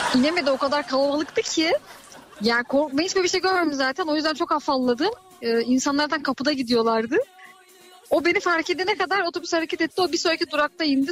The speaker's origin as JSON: {"language": "Turkish", "region": "Mersin", "country": "Turkey", "moved": "yes", "lives_now": "Adana, Turkey", "said": "ben Mersinliyim."}